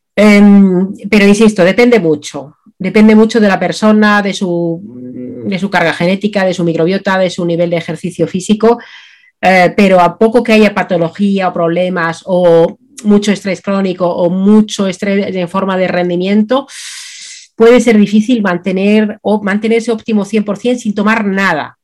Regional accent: Finland; now in Spain; mi infancia en Finlandia

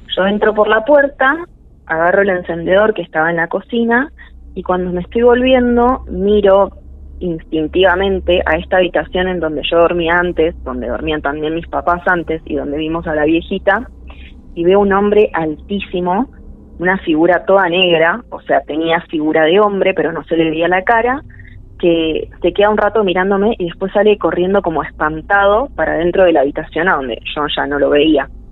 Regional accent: San Miguel, Buenos Aires Province, Argentina; moved away as an adult; yo soy originaria de Buenos Aires, nací allá y viví hasta los 19 años en San Miguel

